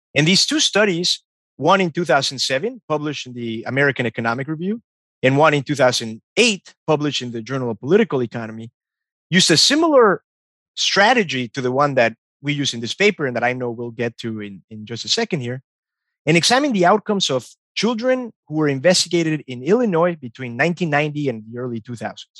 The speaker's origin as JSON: {"language": "English", "country": "Mexico", "tie": "born or raised there", "moved": "yes", "said": "growing up in Mexico"}